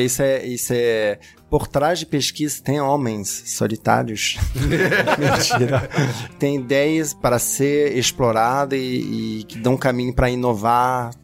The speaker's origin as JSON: {"language": "Portuguese", "country": "France", "second_language": "Portuguese", "moved": "yes", "said": "para mim como francês"}